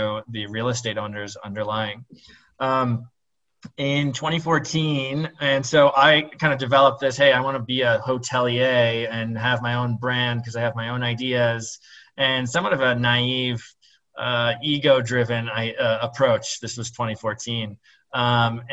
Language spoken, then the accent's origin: English; Minnesota, United States; I grew up in Minnesota to 2 Lebanese immigrant parents